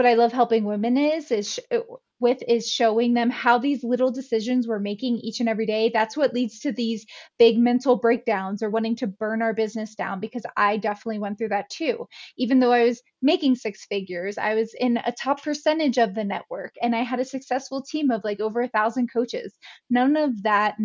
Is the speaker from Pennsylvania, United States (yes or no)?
yes; Pennsylvania, United States; moved away as an adult; now in Jackson Hole, United States; I'm originally from Pennsylvania here in the States. And a few years later, I moved out to Jackson Hole, Wyoming